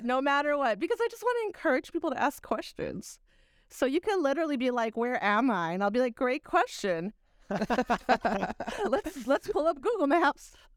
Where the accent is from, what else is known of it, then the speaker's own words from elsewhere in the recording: Texas, United States; moved away; also born or lived in New York; I'm a Texan.